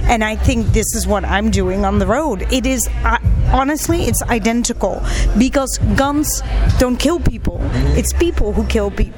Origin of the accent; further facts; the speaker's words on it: Netherlands; also born or lived in Pakistan; I got adopted by Dutch folks, and yes, I speak Dutch fluently. I flew from Pakistan all the way to Holland with this new family